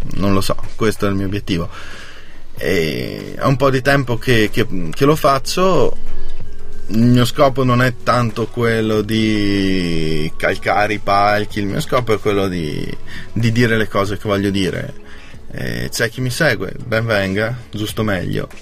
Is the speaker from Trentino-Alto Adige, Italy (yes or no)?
yes; Lavis, Trentino-Alto Adige, Italy; Io sono di Lavis